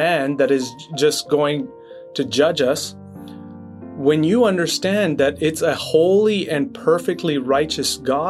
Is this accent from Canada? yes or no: yes; Quebec, Canada; back in Quebec, which is where I grew up in Canada